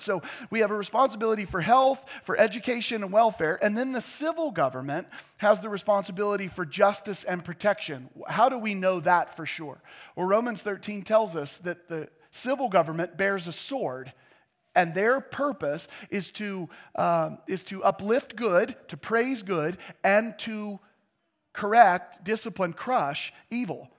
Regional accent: United States; our faith as American Christians

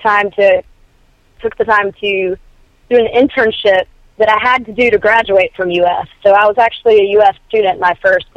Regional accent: Spartanburg, South Carolina, United States; moved away as an adult; now in Nashville, United States; back in my hometown, even though I come from one of the leading middle-sized cities of musicians, Spartanburg, South Carolina

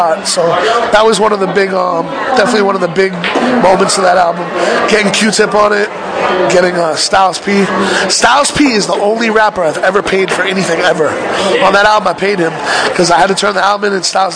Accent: Boston, Massachusetts, United States; now in New York, United States; I'm from Boston, that I moved to New York

